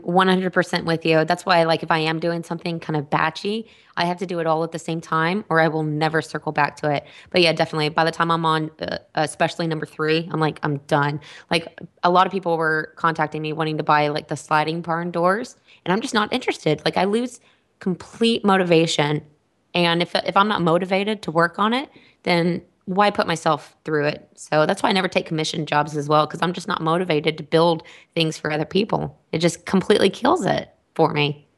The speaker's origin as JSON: {"language": "English", "region": "Texas", "country": "United States", "said": "I'm from Texas"}